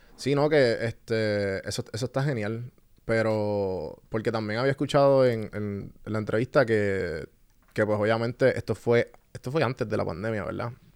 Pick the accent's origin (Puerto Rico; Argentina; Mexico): Puerto Rico; moved away as an adult; also born or lived in Atlanta; yo estuve aquí toda mi vida